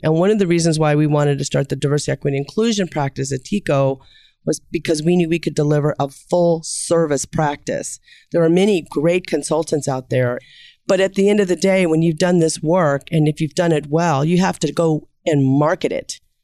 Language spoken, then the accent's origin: English; Kansas City, Missouri, United States; I'm from Kansas City